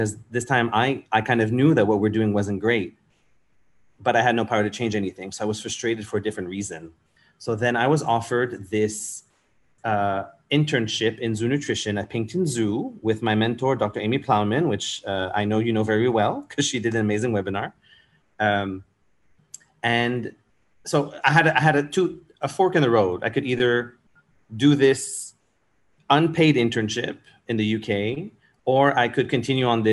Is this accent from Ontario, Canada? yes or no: no; Montreal, Quebec, Canada; moved away as an adult; also born or lived in Europe; now in Singapore; I'm from Montreal in Canada